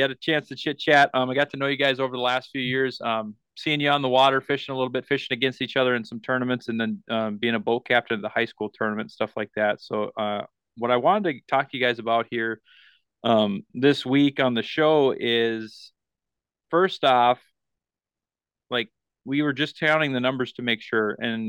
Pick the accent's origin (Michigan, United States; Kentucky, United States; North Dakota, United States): North Dakota, United States; our state of North Dakota